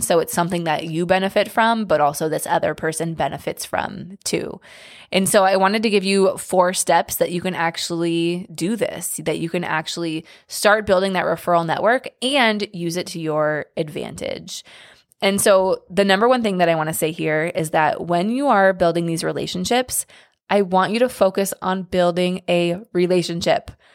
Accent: Seattle, Washington, United States; moved away; I'm from Seattle, but I do not live in Seattle now

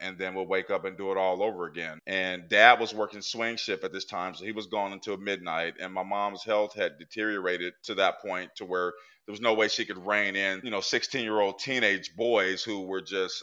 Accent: Portland, Oregon, United States; now in Pennsylvania, United States; I grew up in Portland, Oregon in the 80s

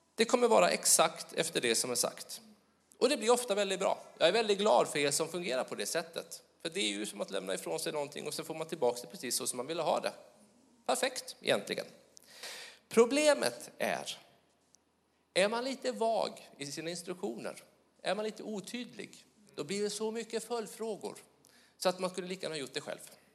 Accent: Småland, Sweden; accent: Småland; min dialekt, Småland.

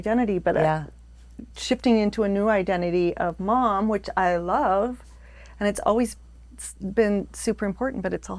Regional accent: United States; I was born in Northern, in Palo Alto.

